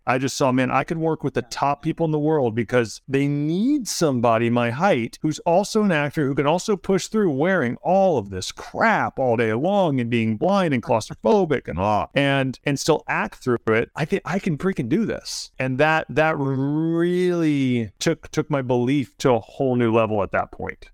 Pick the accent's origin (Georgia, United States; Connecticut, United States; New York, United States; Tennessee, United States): Tennessee, United States; Germantown; moved away; I'm from Germantown, Tennessee, in the Memphis area